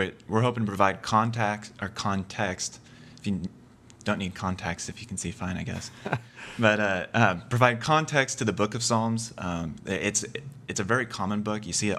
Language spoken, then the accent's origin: English; Kansas, United States; moved away; I grew up in Kansas, so Iowa's a new state for me, relatively.